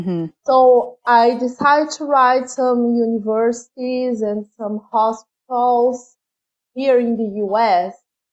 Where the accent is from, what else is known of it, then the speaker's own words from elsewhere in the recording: Brazil; English is a second language; Yes, sorry about my funny accent.